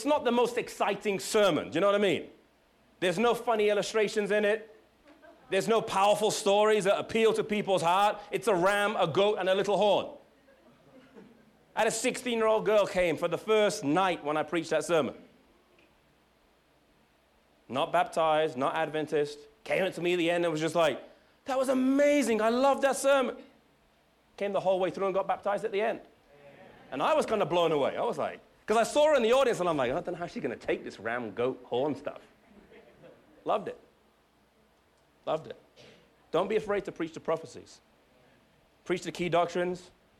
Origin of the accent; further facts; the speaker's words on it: England, United Kingdom; now in United States; I'm from England